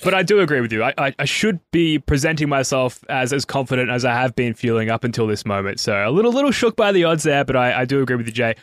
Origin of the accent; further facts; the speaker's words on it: Australia; As an Australian